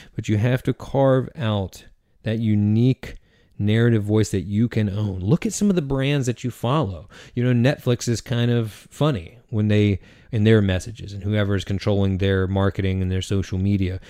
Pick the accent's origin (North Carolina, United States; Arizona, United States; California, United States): North Carolina, United States; Eastern; I am from Eastern North Carolina, and I grew up an athlete.